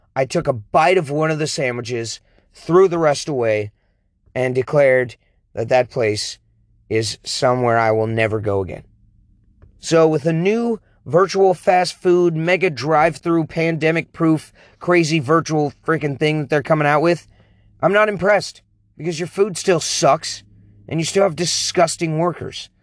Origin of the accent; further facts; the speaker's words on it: King County, Washington, United States; moved away; back where I was born in King County, Washington